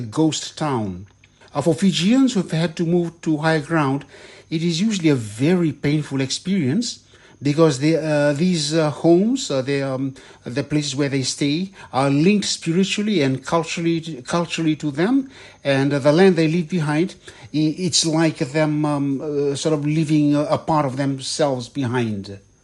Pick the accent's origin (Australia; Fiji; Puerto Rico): Fiji; born or raised there